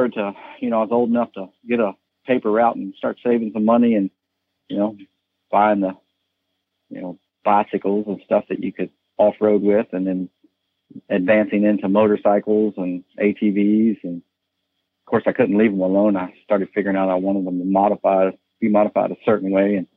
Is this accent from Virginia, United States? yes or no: yes; Charlottesville, Virginia, United States; now in Columbia, Virginia, United States; I was born and raised in Charlottesville, Virginia.